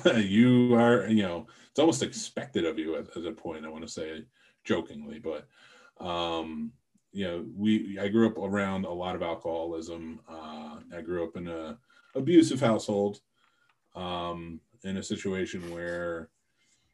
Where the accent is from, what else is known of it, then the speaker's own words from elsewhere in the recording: Jersey City, New Jersey, United States; I grew up in New Jersey, Jersey City